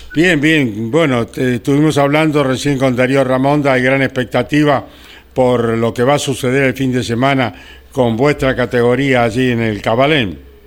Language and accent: Spanish; Winifreda, La Pampa, Argentina; mi pueblo, Winifreda en La Pampa